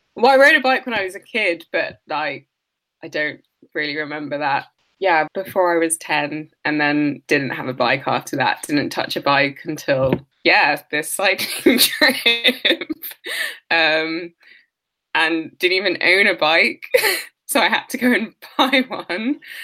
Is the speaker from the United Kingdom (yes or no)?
yes; London, United Kingdom; I'm from London and my family's from Nigeria